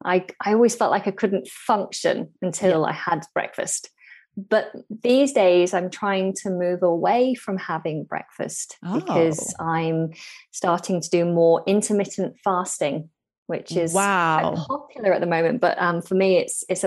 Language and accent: English; North West England, United Kingdom; now in near London, United Kingdom; Originally, I'm from the north of England near Manchester and Liverpool. Now I live down close to London, so in the south of England.